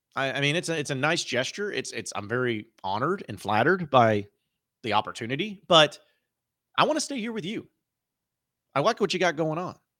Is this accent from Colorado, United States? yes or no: no; Fayetteville, Arkansas, United States; I grew up in Fayetteville